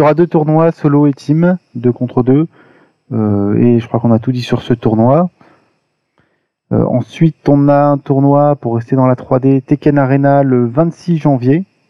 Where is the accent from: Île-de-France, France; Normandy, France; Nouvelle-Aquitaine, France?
Île-de-France, France; Paris; je suis parisien